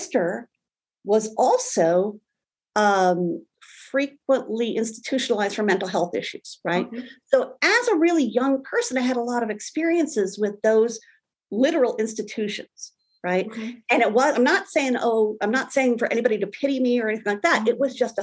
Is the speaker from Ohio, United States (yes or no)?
yes; Brimfield, Ohio, United States; now in Fairfax, Virginia, United States; I grew up in Brimfield, Ohio, which is very right next door to Kent State University